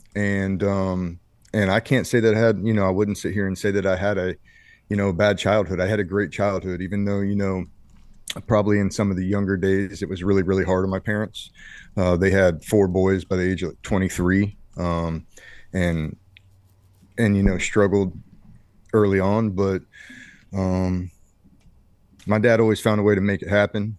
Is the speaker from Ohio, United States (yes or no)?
yes; Ohio, United States; moved away as an adult; I come from Ohio, a small, uh, farm town, Ohio